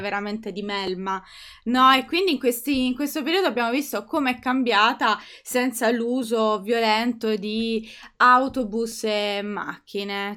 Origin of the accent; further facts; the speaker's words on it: Italy; sono, sono, italiana